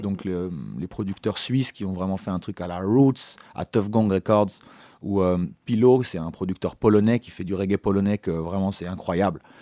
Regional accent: France; also born or lived in Jamaica; je suis français, j'ai la chance d'être parti en Jamaïque à l'âge de 15 ans pendant

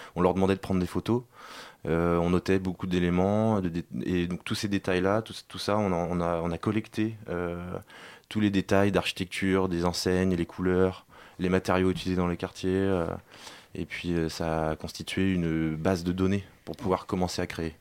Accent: Nantes, Pays de la Loire, France; nous on vient de Nantes

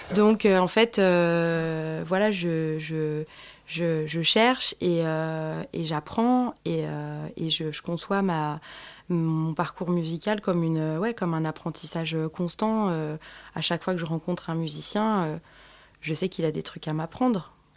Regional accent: Paris, Île-de-France, France; je suis née à Paris dans le 14e

